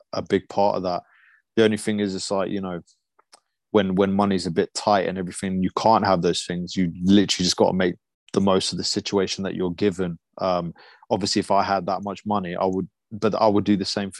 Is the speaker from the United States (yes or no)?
no; Lithuania; now in United Kingdom; I was born in Lithuania